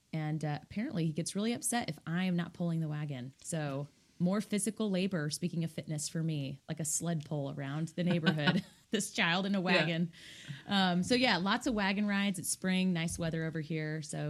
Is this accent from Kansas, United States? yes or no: yes; Kansas, United States; moved away as an adult; now in Indianapolis, United States; So we're in Indianapolis. I'm originally from the state of Kansas. However, I've been here for almost 9 years.